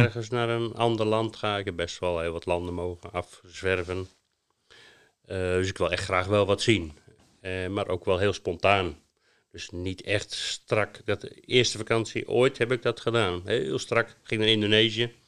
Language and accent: Dutch; Netherlands; moved away; wij als Hollanders